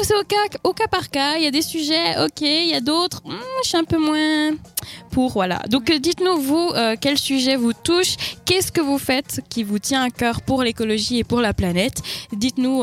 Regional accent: Spain; French is a second language; moved away; je suis espagnole

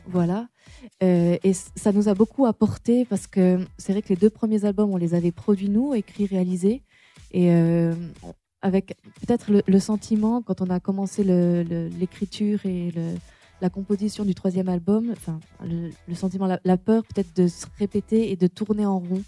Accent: Auvergne-Rhône-Alpes, France; je suis originaire d'Auvergne

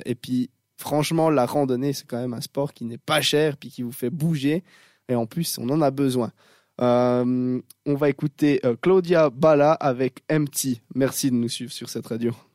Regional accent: Switzerland; accent: Swiss; je crois que ça s'entend que je suis suisse

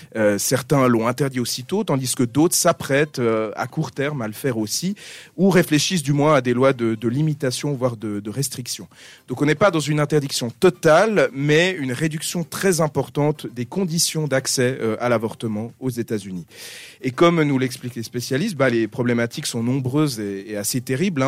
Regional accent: Switzerland; chez nous en Suisse

